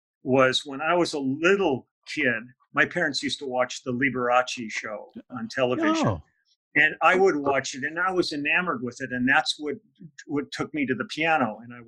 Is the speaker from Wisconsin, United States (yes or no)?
yes; Milwaukee, Wisconsin, United States; born there; I go, I was born in Milwaukee.